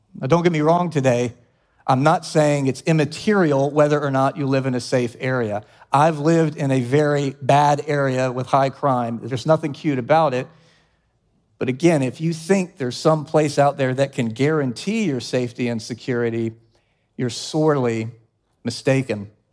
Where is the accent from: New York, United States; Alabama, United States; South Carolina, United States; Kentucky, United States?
South Carolina, United States; Columbia; moved away as an adult; also born or lived in Charlotte, North Carolina; my family was living in my hometown of Columbia, South Carolina